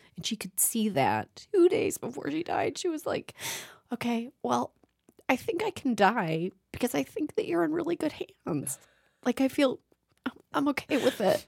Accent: Toronto, Ontario, Canada; I grew up in Toronto

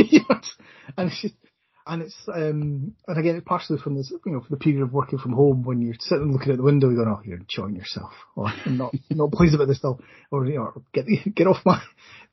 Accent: Scotland, United Kingdom; as a Scotsman

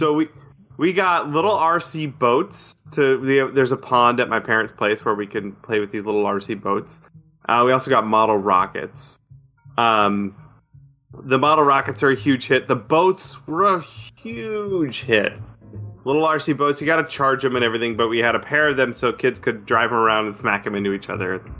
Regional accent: near Syracuse, upstate New York, United States; moved away; my hometown, my little um, town in upstate New York

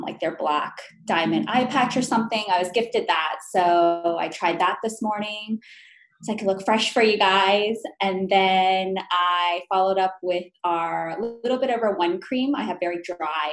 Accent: Calabasas, California, United States; also born or lived in New York; I'm Korean American, and so I was born in New York and raised in Calabasas, California

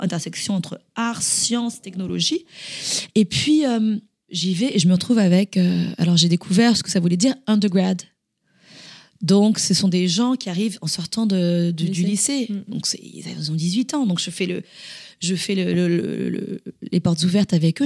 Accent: France; moved away as an adult; now in Boston, United States; En tant que bonne française

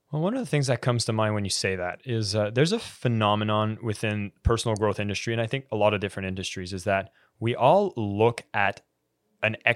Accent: Ottawa, Ontario, Canada; also born or lived in Malaysia; I am Canadian, yes.

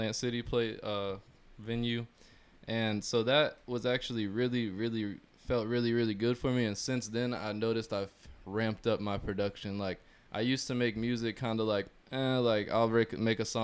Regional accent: Florida, United States; if I'm from Florida

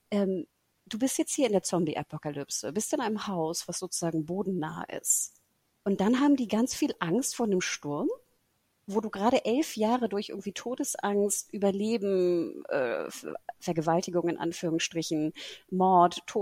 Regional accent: Singapore; Wir sind ja ne, in Singapur natürlich groß geworden.

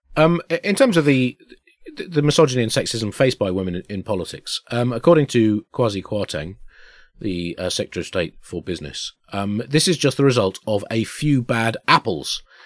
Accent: Tunbridge Wells, South East England, United Kingdom; we grew up in Tunbridge Wells

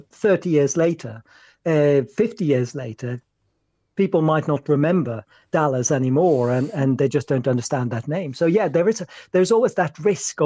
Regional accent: Norway; moved away; I was born in Norway

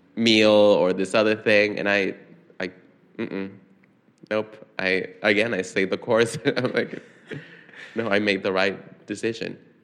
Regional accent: San Salvador, El Salvador; moved away as an adult; now in New York City, United States; I grew up in San Salvador

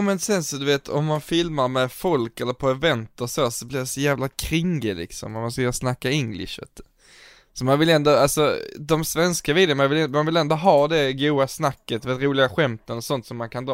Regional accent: Sweden; som svensk

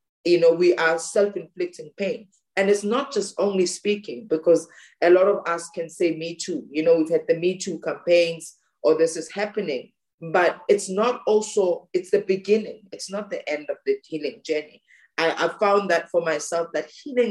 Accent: South Africa; growing up in South Africa

